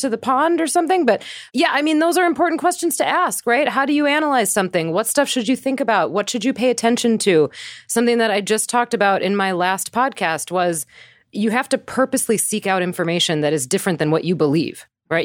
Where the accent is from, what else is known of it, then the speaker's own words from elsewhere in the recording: Wisconsin, United States; now in New York City, United States; I grew up in Wisconsin. I am always through and through a Midwest girl